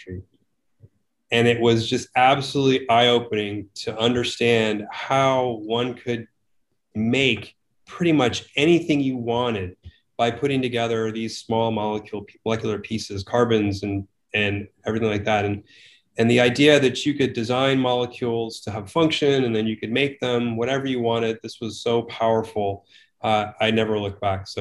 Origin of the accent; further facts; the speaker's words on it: Connecticut, United States; I grew up in Connecticut, and my home was serviced by mostly nuclear power